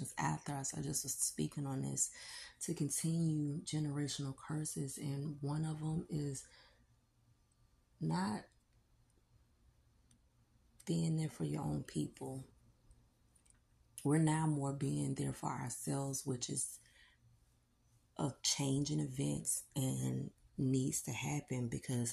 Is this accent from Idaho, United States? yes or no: no; Jacksonville, Florida, United States; I'm from Florida, Duval.